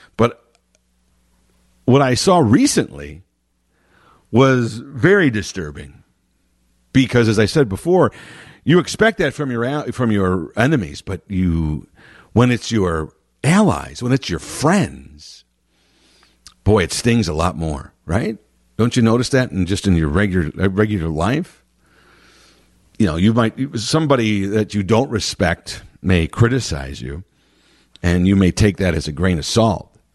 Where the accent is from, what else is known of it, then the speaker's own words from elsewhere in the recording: United States; it was very surreal to be in England as an American on Fourth of July